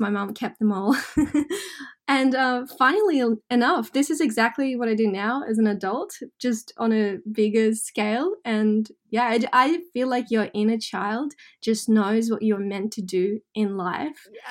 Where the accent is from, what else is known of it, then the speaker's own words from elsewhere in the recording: Russia; now in Australia; I grew up in Russia, um I consider Australia home.